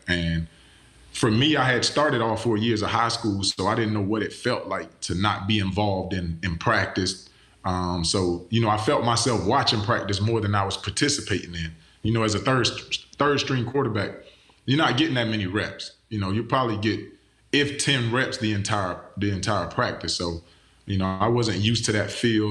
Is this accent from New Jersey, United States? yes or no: no; Pahokee, Florida, United States; I'm from Pahokee, Florida, A K A the Muck, Muck City